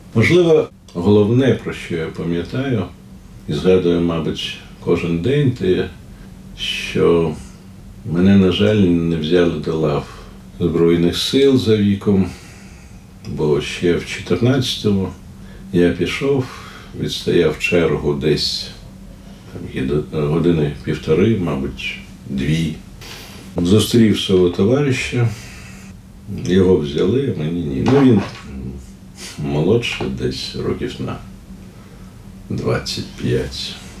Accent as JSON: {"language": "Ukrainian", "region": "Kyiv", "country": "Ukraine", "tie": "born or raised there", "also_born_or_lived": "Leningrad (Saint Petersburg), Russia", "second_language": "Ukrainian", "said": "Я у е, Ленінграді народився, і коли мені було 5 років. Е, ми приїхали до Києва"}